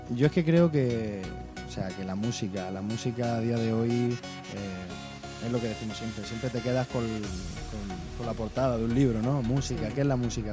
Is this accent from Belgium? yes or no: no; Almería, Andalusia, Spain; yo soy de La Cañada